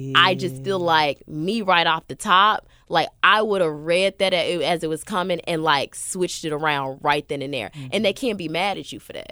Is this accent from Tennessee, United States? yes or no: yes; Memphis, Tennessee, United States; moved away as an adult; now in Los Angeles, United States; I've been in East Memphis my whole life, so I lived off like Kirby, like mm. the mm-hmm. Kirby Hickory Hill area. That's where I grew